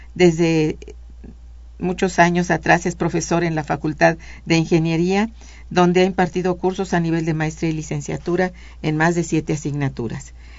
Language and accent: Spanish; Mexico; en nuestro país